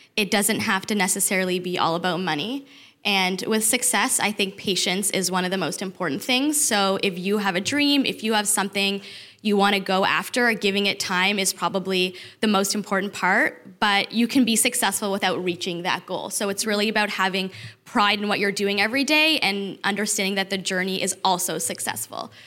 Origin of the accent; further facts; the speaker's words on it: Toronto, Ontario, Canada; moved away as an adult; also born or lived in Detroit; I'm from Toronto. I moved to Detroit for my husband